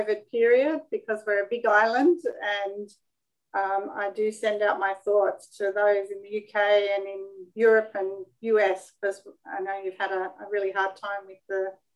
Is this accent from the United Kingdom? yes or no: no; Sydney, New South Wales, Australia; I'm born and bred in Sydney, Australia